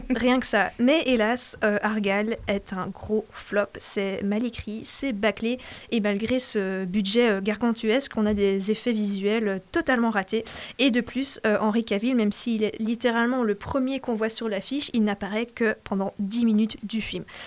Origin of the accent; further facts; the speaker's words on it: Belgium; je suis à moitié euh, flamande, à moitié francophone.